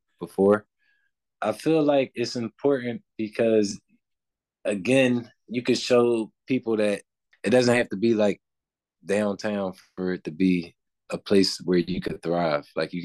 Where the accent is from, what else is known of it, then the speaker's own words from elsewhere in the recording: Philadelphia, Pennsylvania, United States; growing up in Germantown